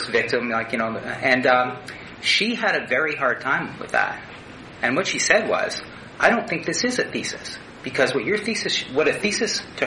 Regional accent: Northern Ontario, Canada; now in Saskatchewan, Canada; I grew up in Northern Ontario

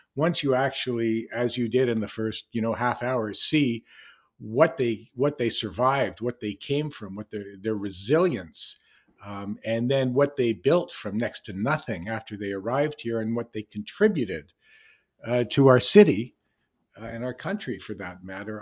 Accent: Canada; I, I grew up in Canada

